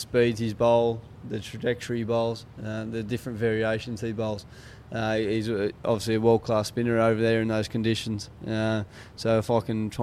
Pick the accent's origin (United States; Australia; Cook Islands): Australia; as Australian